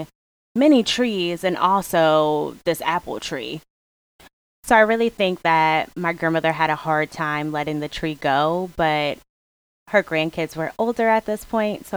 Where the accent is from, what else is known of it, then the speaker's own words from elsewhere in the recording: Hartford, Connecticut, United States; I am from the East Coast, New England, well, Hartford, Connecticut to be exact